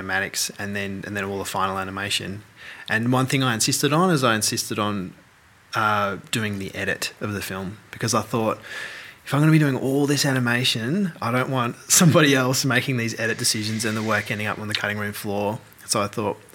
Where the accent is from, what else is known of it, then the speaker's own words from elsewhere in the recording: Melbourne, Victoria, Australia; moved away as an adult; I'm from Melbourne.